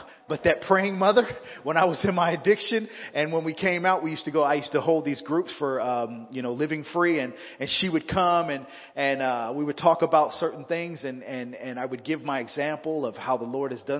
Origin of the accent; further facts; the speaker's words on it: Southern California, United States; moved away as an adult; now in Fresno, United States; I'm originally from Southern California